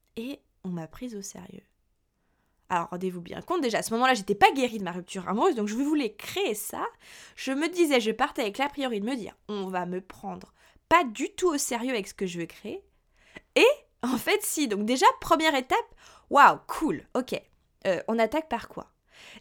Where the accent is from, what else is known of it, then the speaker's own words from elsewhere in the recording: Burgundy, Bourgogne-Franche-Comté, France; moved away as an adult; also born or lived in Lyon; now in Paris, France; originaire, moi, de Bourgogne, je suis venue sur Paris, il y a un petit peu plus de deux ans